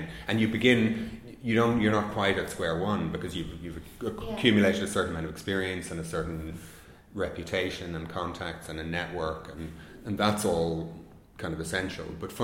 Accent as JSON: {"language": "English", "country": "Ireland", "said": "being an Irish filmmaker"}